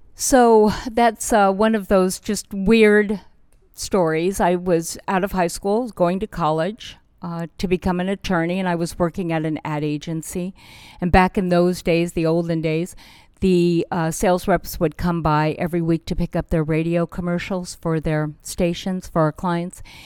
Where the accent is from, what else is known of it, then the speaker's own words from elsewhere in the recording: Burbank, California, United States; I am a kid from Burbank, California